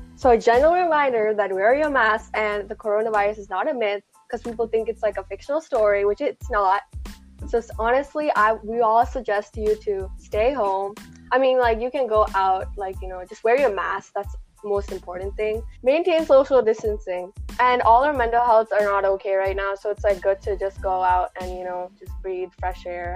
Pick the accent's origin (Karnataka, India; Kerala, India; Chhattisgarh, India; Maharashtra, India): Kerala, India; Malayali; moved away; proud to be, you know, Malayali